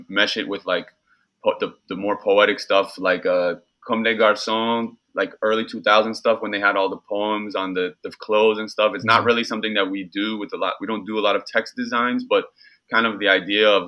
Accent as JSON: {"language": "English", "town": "New York City", "region": "New York", "country": "United States", "tie": "born or raised there", "said": "growing up in New York, you have New York City youth culture"}